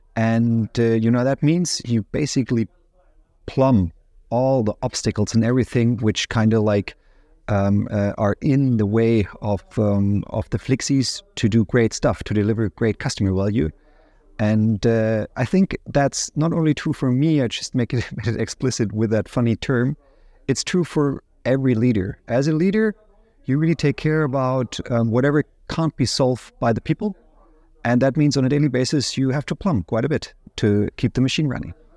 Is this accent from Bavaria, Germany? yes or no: yes; near Ansbach, Bavaria, Germany; moved away as an adult; also born or lived in United States; now in Munich, Germany; in Ansbach was the University of Applied Science I studied first at. Um, the reason I choose that, which is close to my hometown